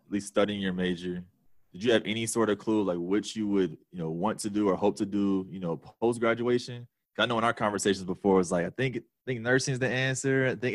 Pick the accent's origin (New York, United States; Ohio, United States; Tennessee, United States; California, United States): Ohio, United States; Cincinnati; I know, especially growing up in Cincinnati, that the diversity, particularly around socioeconomics, is extremely high